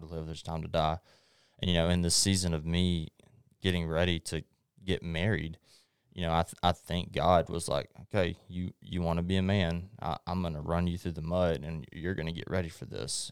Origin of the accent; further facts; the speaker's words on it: Longview, Texas, United States; also born or lived in Hallsville; I was born in Longview, obviously, and I, I grew up going to Hallsville